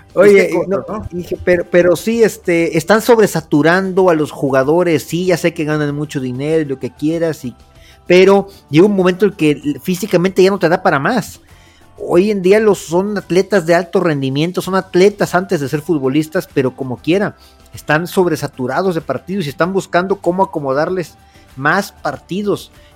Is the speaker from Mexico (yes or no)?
yes; Veracruz, Mexico; somos veracruzanos